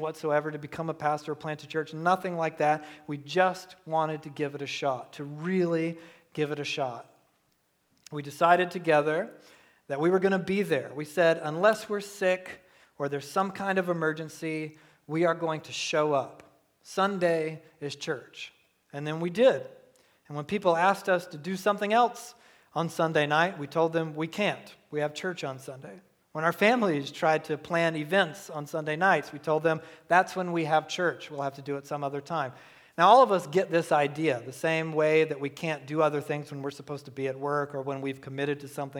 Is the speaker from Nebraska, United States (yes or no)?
no; Southeast Georgia, United States; I was raised in Southeast Georgia